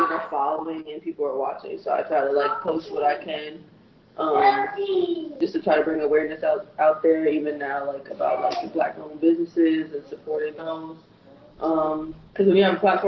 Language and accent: English; Minneapolis, Minnesota, United States; I grew up in South Minneapolis